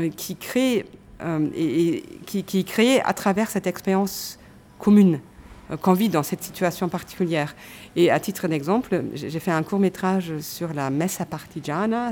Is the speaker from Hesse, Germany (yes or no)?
no; Cologne, North Rhine-Westphalia, Germany; moved away; ma ville natale, Cologne